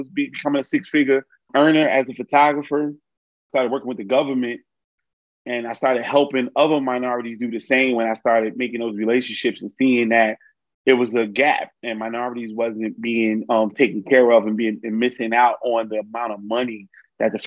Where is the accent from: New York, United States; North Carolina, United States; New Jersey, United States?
New Jersey, United States; Newark; I'm born and raised in Newark, New Jersey.